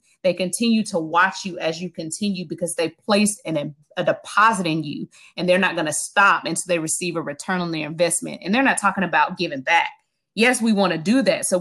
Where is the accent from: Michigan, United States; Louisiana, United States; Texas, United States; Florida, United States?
Florida, United States; Tallahassee; So I grew up and I'm from Tallahassee, Florida, and right outside of Tallahassee, Florida, in in Gadsden County